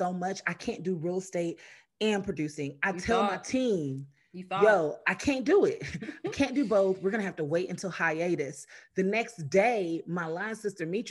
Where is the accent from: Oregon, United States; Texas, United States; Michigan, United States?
Texas, United States; Houston; also born or lived in Los Angeles / Nigeria; came home to Houston